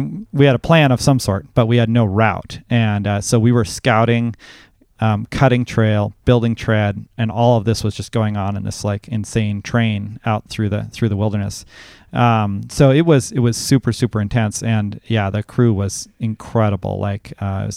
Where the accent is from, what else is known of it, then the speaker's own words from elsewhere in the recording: Seldovia, Alaska, United States; We live in Soldovia. I grew up in Soldovia, and we moved back here in 2008